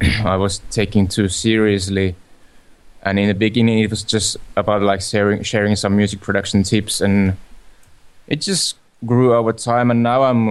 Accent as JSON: {"language": "English", "country": "Finland", "said": "from Finland"}